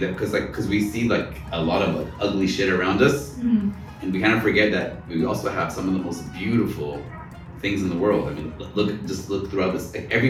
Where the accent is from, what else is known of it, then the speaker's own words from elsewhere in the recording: Texas, United States; also born or lived in Boston / Connecticut; now in Cairo, Egypt; I grew up in suburbia in Texas.